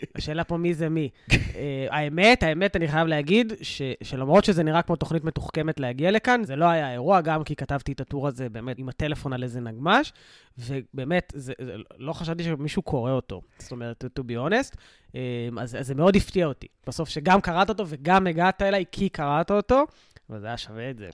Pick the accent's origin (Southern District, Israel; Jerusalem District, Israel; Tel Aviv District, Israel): Southern District, Israel; Sderot; כדרומי או כמילואימניק, אה, כשדרותי